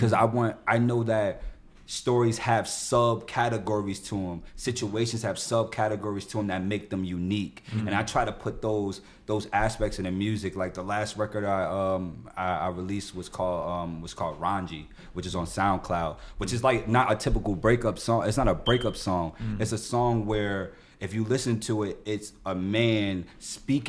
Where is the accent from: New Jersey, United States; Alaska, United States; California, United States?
New Jersey, United States; Newark; I was born and raised in some of the harshest hoods in that city